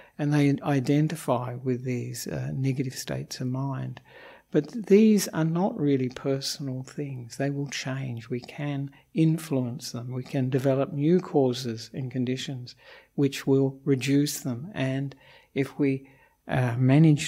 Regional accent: Australia; also born or lived in Melbourne / Perth; I'm an Australian monk

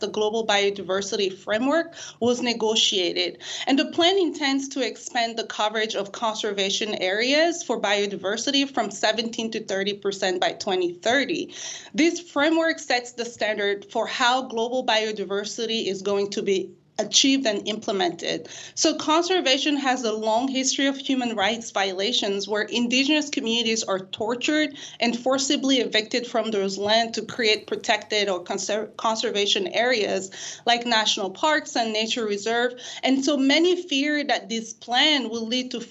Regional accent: Senegal; my home country of Senegal

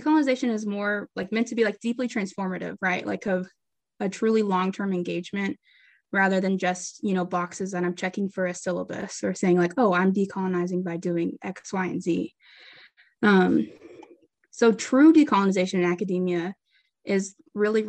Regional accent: Greenwood, Arkansas, United States; moved away as an adult; now in St. Louis, United States; I'm originally from Greenwood, Arkansas, small town, and I'm currently here in St. Louis, Missouri

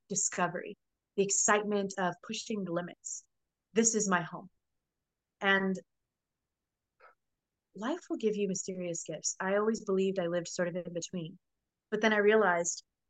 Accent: Florida, United States; also born or lived in New Orleans; My family's from New Orleans, but I grew up in Florida, so it was always back and forth

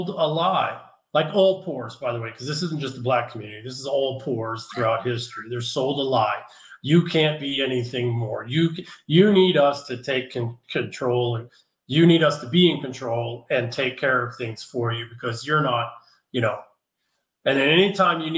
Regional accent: San Francisco, California, United States; moved away as an adult; I just moved from San Francisco. Sadly, it breaks my heart to leave my hometown.

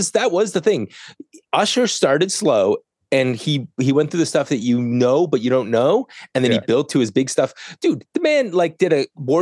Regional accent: Canada; I'm Canadian

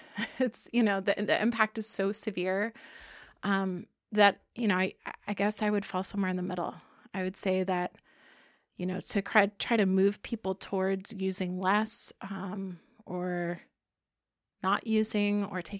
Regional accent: Miami, Florida, United States; Yeah, I was born in Miami, so to an Air Force family. And so we mostly lived in Florida, close to Air Force bases.

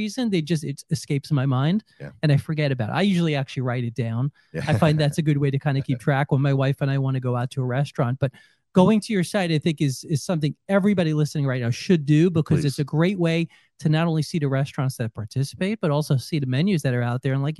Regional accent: New York, United States; moved away; Well, I'm from New York as well.

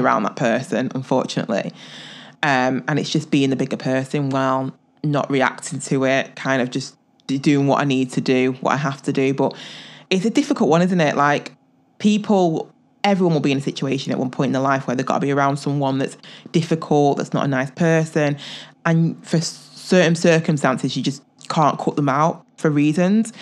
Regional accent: England, United Kingdom; I'm, I'm from England

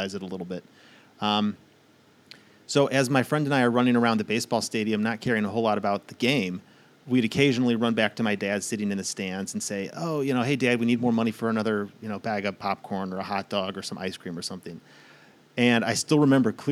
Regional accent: St. Louis, Missouri, United States; I grew up in St. Louis

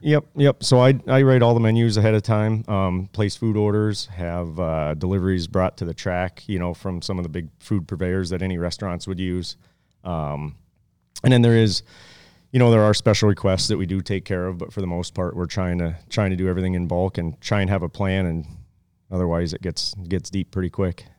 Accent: Pennsylvania, United States; moved away; I grew up in Pennsylvania

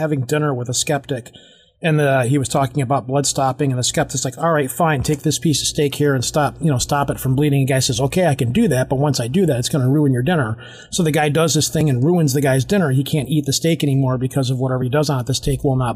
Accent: Detroit, Michigan, United States; I'm from Detroit. I'm from Michigan

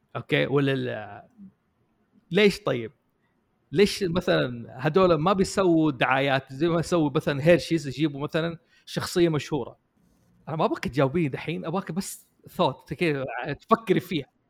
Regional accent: Jeddah, Makkah Province, Saudi Arabia; now in Riyadh, Saudi Arabia; عندنا في جده

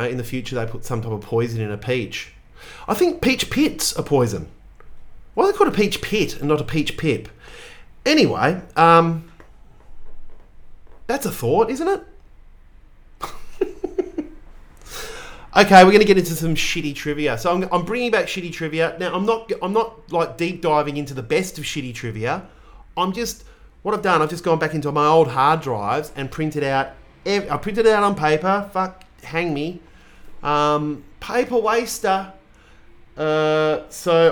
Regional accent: Australia; I am a mid-40s white Australian male

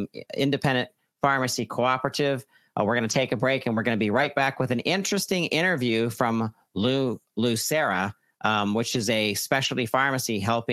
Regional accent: Pittsburgh, Pennsylvania, United States; I'm from Pittsburgh

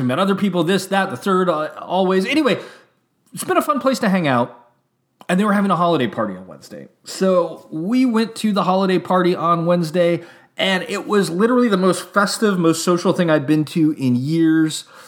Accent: Santa Rosa, California, United States; also born or lived in San Francisco / Atascadero / Oakland; I was born in San Francisco. And then we moved to a small hick town called the Tascadero. And then we moved to a medium-sized town, Santa Rosa.

